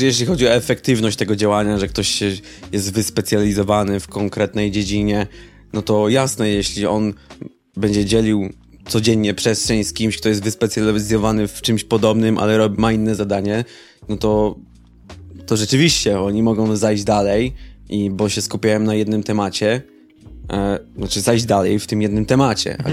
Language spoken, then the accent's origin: Polish; Oława, Lower Silesian Voivodeship, Poland; wychowałem się w mniejszym mieście, znaczy może to w sumie nie ma znaczenia w jakim mieście tak naprawdę, ale jakby zawód producenta muzycznego w Oławie